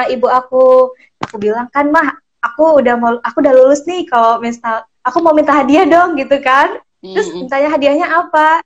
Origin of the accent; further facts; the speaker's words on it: Merangin, Jambi, Indonesia; aslinya merangin